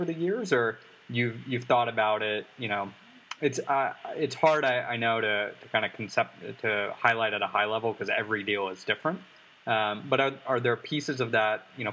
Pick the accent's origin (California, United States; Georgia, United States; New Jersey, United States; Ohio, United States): Georgia, United States; Atlanta; I'm from Atlanta. I'm from a secondary market.